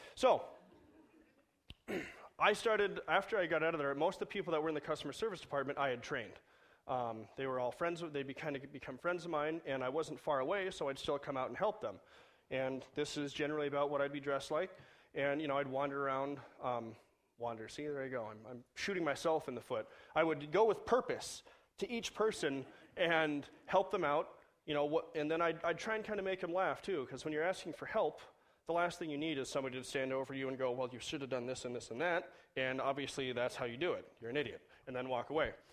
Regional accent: Southern California, United States; moved away; I grew up in Southern California

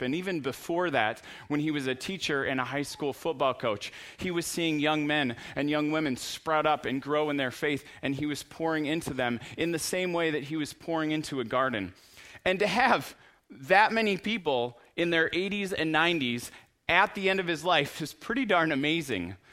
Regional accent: United States; we're from America

